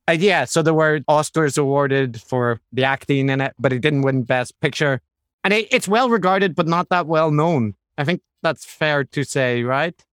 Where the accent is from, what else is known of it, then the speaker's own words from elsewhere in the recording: Ireland; I'm Irish